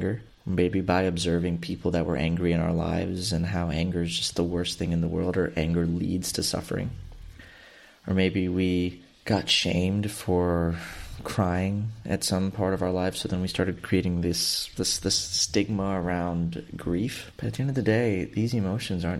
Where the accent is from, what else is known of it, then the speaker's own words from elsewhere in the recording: Houston, Texas, United States; I grew up in Southeast Houston and have been through 3 hurricanes growing up